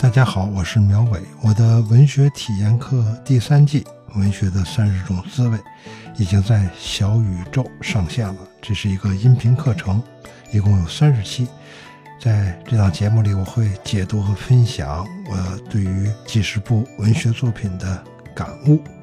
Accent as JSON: {"language": "Chinese", "region": "Beijing", "country": "China", "tie": "born or raised there", "said": "我记得我小时候在大街上还经常能够看到 嗯 题字啊， 嗯 店铺题字， 嗯 北京市百货大楼"}